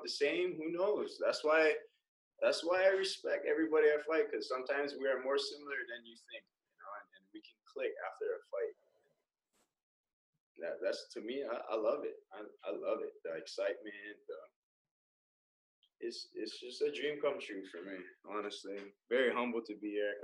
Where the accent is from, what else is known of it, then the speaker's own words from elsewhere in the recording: Indonesia; moved away; also born or lived in Hawaii; I'm from Indonesia